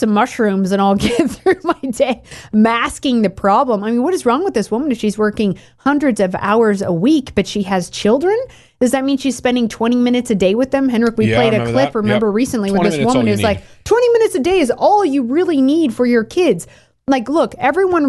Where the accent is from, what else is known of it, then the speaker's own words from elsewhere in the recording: Oregon, United States; I grew up in Oregon.